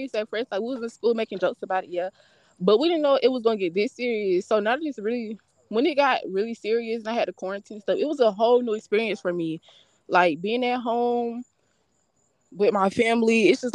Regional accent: Florida, United States; moved away as an adult; now in Albany, United States; since I'm from Florida, so it's different here

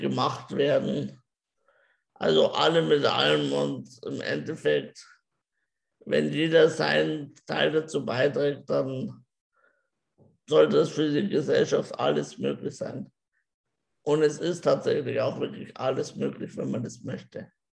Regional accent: Germany; also born or lived in Regensburg; ich bin glücklich in Deutschland geboren zu sein

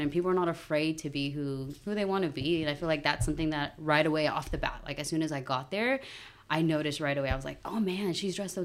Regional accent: Houston, Texas, United States; I grew up in Houston. I've literally been here my whole life

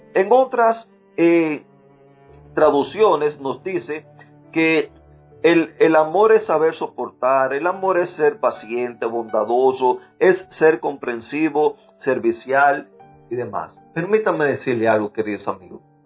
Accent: Cuba; moved away; soy cubano

